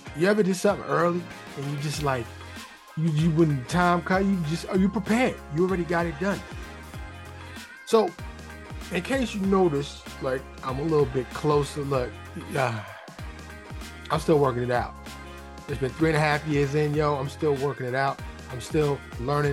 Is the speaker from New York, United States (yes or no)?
yes; New York City, New York, United States; now in Dallas, United States; I grew up in Harlem in the Bronx